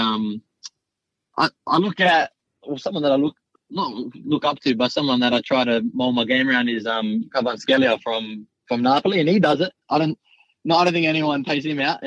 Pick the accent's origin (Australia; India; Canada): Australia; Sydney, New South Wales; now in Adelaide, Australia; I was born in Sydney, but Adelaide's home